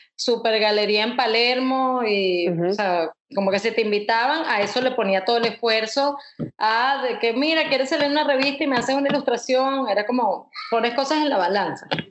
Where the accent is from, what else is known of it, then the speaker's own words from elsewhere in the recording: Caracas, Capital District, Venezuela; now in United States; caraqueña ilustradora, me gradué en, en el Instituto de Diseño de Caracas